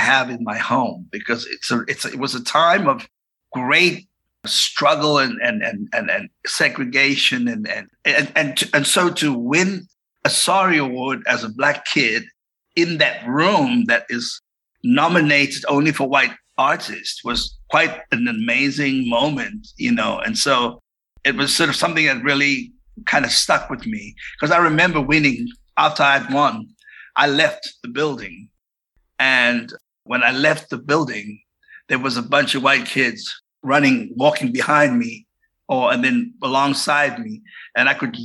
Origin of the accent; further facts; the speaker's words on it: South Africa; also born or lived in Cape Town; I was born in Cape Town, but I was raised in South Africa